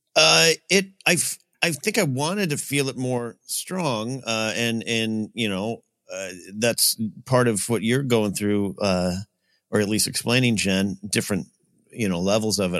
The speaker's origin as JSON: {"language": "English", "town": "Arroyo Grande", "region": "California", "country": "United States", "tie": "born or raised there", "moved": "yes", "said": "my hometown area of Rio Grande, Pismo Beach"}